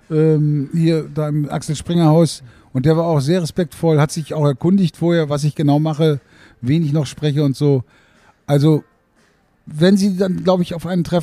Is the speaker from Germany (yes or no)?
yes; Berlin, Germany; ich bin ja aus Berlin und ich wurde aus Berlin nach Hamburg geholt.